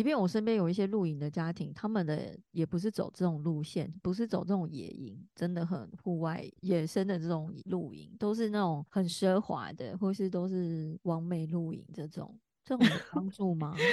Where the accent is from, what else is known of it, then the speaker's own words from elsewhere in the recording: Taichung, Taiwan; 我是台中人啊